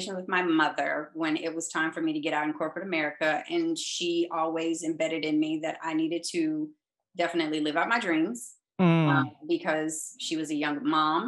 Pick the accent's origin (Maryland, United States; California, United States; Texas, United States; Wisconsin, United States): Texas, United States; Arlington; moved away as an adult; also born or lived in New York; I actually grew up in Arlington, Texas, which is a suburb